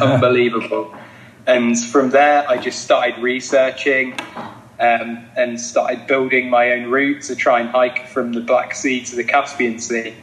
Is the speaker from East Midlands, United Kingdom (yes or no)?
yes; Leicester, East Midlands, United Kingdom; I'm from Leicester in England